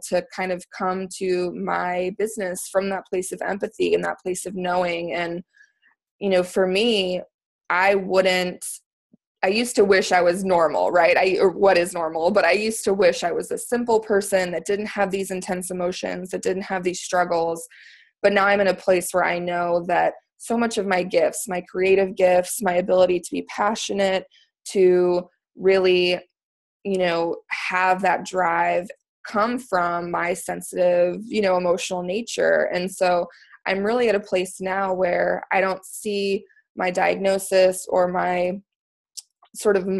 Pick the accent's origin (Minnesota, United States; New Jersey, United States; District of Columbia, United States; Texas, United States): Texas, United States; moved away as an adult; also born or lived in Washington, D.C. area; now in Maryland, United States; I'm actually originally from Texas, moved to the DC area for law school